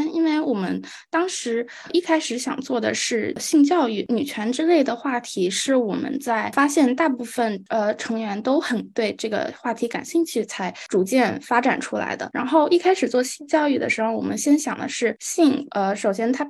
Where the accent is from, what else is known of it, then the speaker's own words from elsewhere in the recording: Shanghai, China; 呃，我来自上海，我在上海中学国际部读书，今年十一年级。